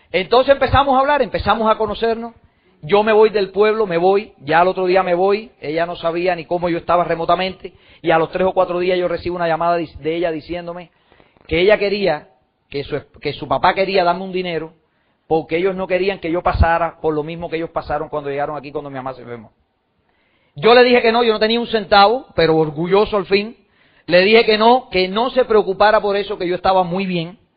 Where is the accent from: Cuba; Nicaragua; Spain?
Cuba; now in United States; adopté un nuevo sueño en los Estados Unidos, porque cuando yo me fui de Cuba